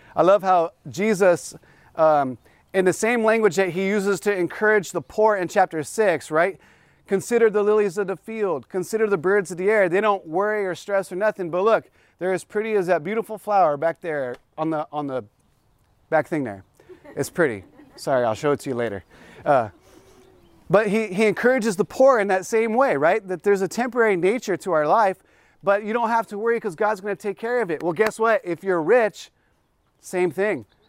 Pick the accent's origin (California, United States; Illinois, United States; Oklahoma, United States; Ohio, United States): California, United States; South Bay, Los Angeles County; I come from the South Bay, which is, um, South L A County